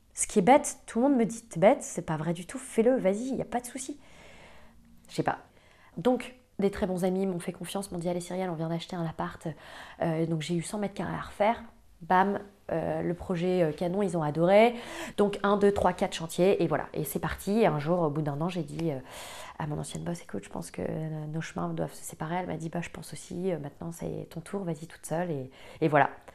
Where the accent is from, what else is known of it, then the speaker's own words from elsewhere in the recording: Croix, Hauts-de-France, France; now in Paris, France; j'ai grandi euh, à Croix, une petite ville à côté de Lille